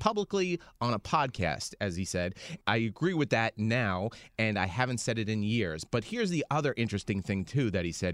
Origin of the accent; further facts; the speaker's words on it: United States; as an American